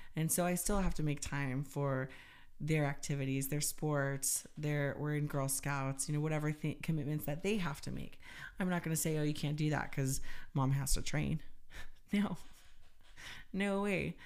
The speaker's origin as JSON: {"language": "English", "country": "United States", "said": "being an American"}